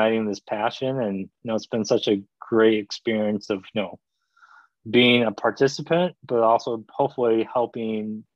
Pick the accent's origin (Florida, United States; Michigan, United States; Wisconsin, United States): Michigan, United States; born or raised there; also born or lived in Korea